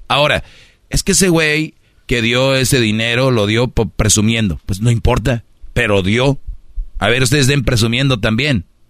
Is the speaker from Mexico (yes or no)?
yes; Monterrey, Nuevo León, Mexico; soy de Monterrey